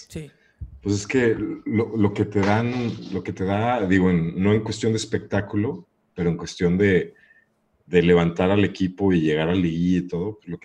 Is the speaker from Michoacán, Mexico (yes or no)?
no; Guadalajara, Jalisco, Mexico; born there; now in Chapala, Mexico; nací en Guadalajara, Jalisco. Ajá. Eh, vivo ahorita en Chapala, Jalisco